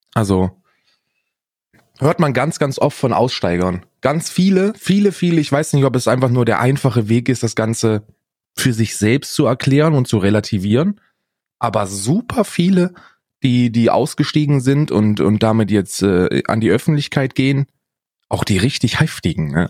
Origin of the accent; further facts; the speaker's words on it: Northern Hesse, Germany; Ich bin ja in Hessen aufgewachsen, in Nordhessen